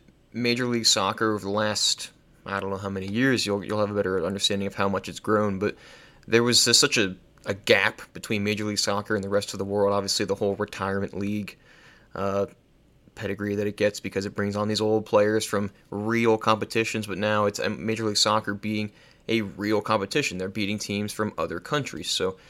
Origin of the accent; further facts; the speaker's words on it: United States; me coming as an American